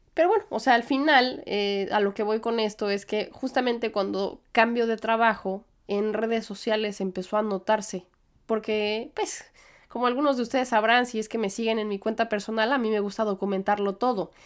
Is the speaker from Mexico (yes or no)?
yes; Mexico; moved away as an adult; now in New York, United States; soy mexicana